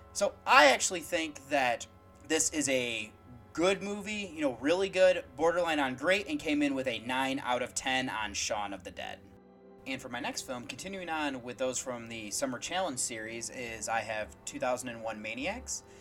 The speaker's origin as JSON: {"language": "English", "country": "United States", "said": "As an American"}